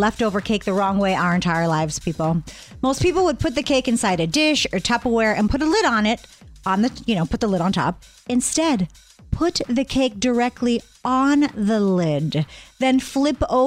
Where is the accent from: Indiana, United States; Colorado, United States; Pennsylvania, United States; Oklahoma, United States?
Pennsylvania, United States; Pittsburgh; moved away; I grew up in Pittsburgh